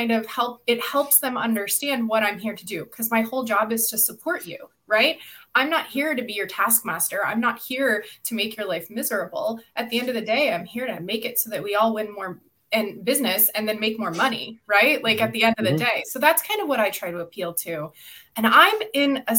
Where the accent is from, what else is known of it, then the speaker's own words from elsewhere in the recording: Midwest, United States; I was raised in the Midwest